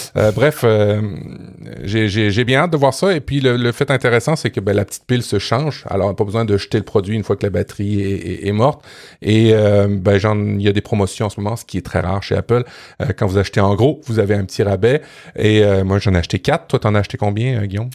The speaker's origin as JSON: {"language": "French", "country": "Canada", "said": "chez nous au Canada"}